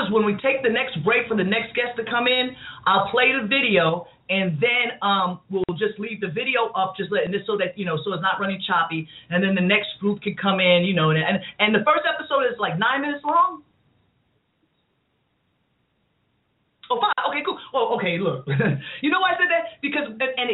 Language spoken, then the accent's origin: English; New York City, New York, United States; I'm from Queens